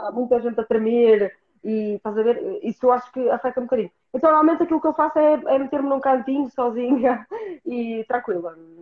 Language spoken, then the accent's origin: Portuguese; Norte, Portugal; accent: northern